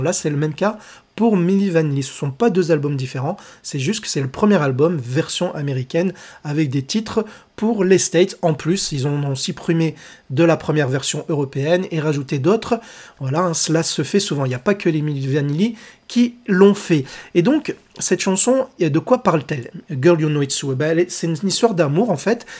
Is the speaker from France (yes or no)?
yes; France; Chez nous en France